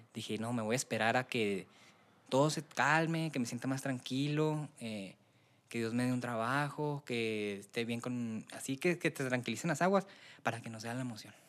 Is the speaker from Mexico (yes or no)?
yes; Delicias, Chihuahua, Mexico; also born or lived in Tamazula, Durango; yo soy de Ciudad de Delicias, nazco allá, nazco y me llevan a, la Sierra de Tamazula, Durango, de ahí es la familia de mi papá